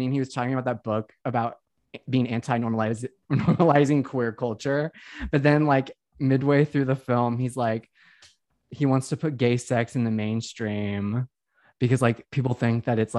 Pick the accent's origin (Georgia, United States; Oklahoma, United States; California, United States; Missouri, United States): Missouri, United States; Kansas City; I'm from the Missouri side of Kansas City.